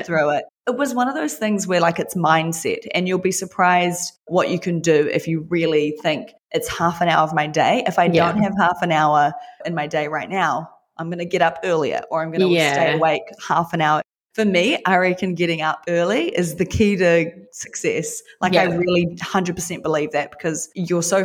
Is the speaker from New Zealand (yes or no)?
yes; New Zealand; me being a Kiwi